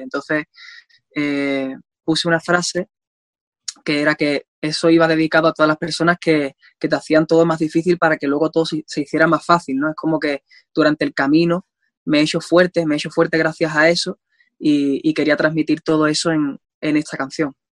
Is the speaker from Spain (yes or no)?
yes; Andalusia, Spain; yo sea español